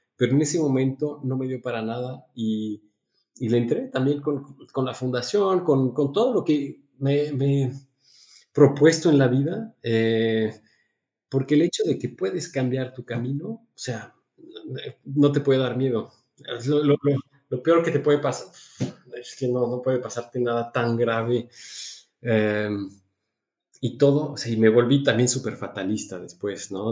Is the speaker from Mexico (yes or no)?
yes; Mexico; now in Switzerland; en un conservatorio en Suiza como mexicano, porque tenía el pasaporte mexicano en ese momento